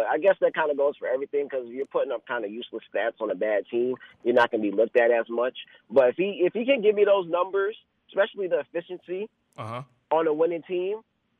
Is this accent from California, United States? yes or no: no; New York, United States; because I'm from New York, so I hear a lot of New York Knicks chatter.